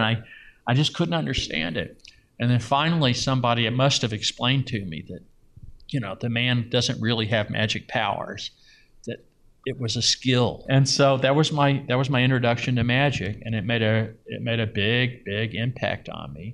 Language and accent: English; Louisville, Kentucky, United States; now in Las Vegas, United States; I grew up mainly in Louisville in the suburbs, middle class neighborhood in the suburbs.